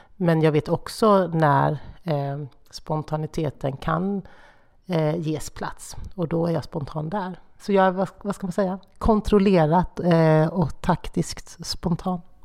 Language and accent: Swedish; Horda, Jönköping County, Sweden; accent: Småländska; Min dialekt kommer från Hårda